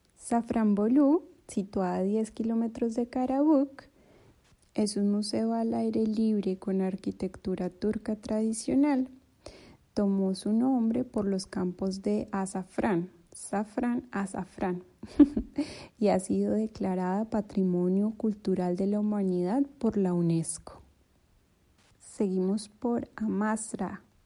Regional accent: Colombia; moved away as an adult; now in Turkey; soy colombiana, pero vivo hace un par de años en Turquía

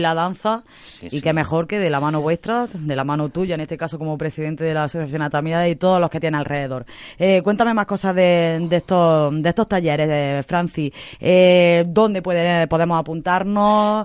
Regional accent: Torreperogil, Andalusia, Spain; aquí en nuestro pueblo

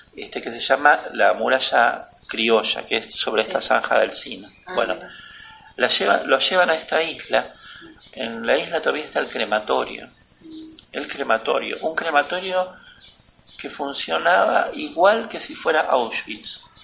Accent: Argentina; Nosotros, los argentinos, todos bajamos de los barcos

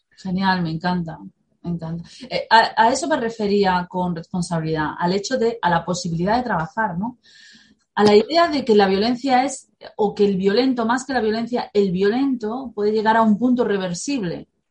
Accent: Spain; nuestra guerra civil

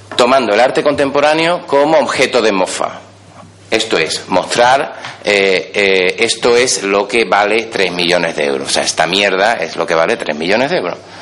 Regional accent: Seville, Andalusia, Spain; Yo vivo aquí en Sevilla. Soy eh, de Sevilla, doctor por la Universidad de Sevilla

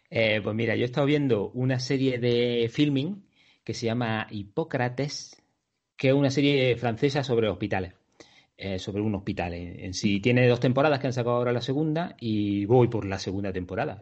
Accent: Andalusia, Spain; soy andaluz

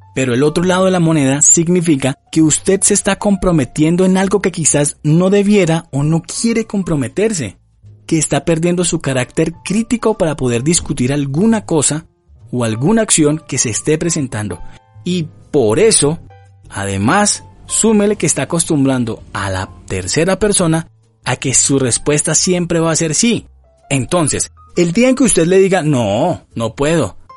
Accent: Colombia; como somos buenos colombianos

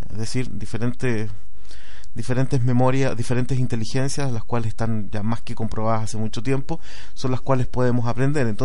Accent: Valdivia, Los Ríos, Chile; born there; yo nací en Valdivia, es una ciudad en el sur de Chile.

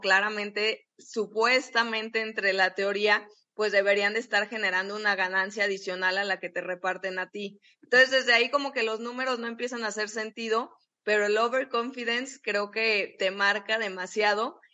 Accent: Guadalajara, Jalisco, Mexico; nosotros que somos de Guadalajara

